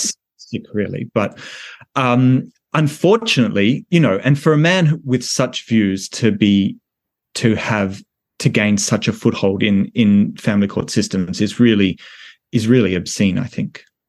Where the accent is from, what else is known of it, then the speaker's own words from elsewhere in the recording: Australia; my home country of Australia